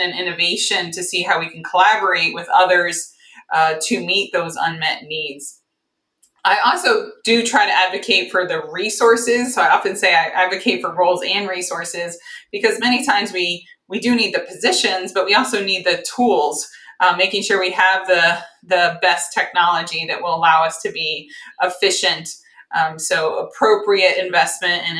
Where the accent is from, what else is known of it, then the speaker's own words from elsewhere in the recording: Northeast, United States; moved away as an adult; now in Cincinnati, United States; I'm from the Northeast